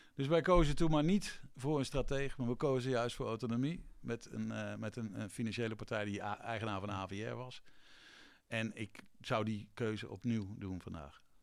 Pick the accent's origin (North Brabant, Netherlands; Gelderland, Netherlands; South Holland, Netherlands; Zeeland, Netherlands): Zeeland, Netherlands; Vlissingen; moved away; also born or lived in Breda; ik kom niet uit Zeeland, maar ik kom ook nog uit Vlissingen.